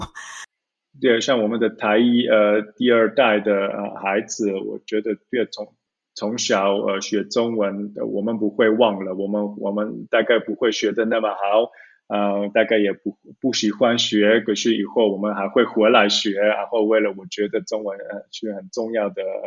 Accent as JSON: {"language": "Chinese", "region": "Zurich", "country": "Switzerland", "tie": "born or raised there", "also_born_or_lived": "Taiwan", "second_language": "Chinese", "said": "我是在苏黎世，呃，城市，呃，长大的"}